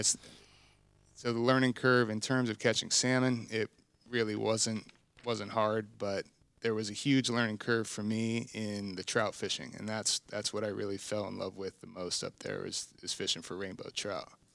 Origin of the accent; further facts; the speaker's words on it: South Florida, United States; also born or lived in Alaska; growing up in South Florida, being a saltwater fisherman